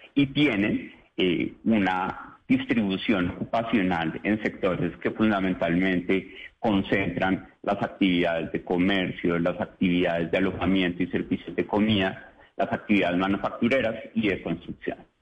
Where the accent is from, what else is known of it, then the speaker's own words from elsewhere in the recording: Colombia; somos más los colombianos que nos vamos al extranjero